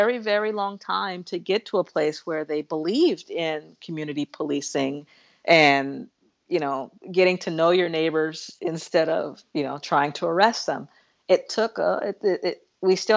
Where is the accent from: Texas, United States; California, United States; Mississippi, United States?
California, United States; Los Angeles; growing up in Los Angeles, I remember having to rush through Beverly Hills in the 80s